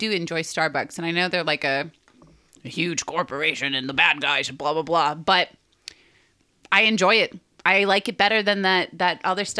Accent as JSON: {"language": "English", "town": "Boston", "region": "Massachusetts", "country": "United States", "moved": "yes", "lives_now": "Los Angeles, United States", "said": "we're all from Boston."}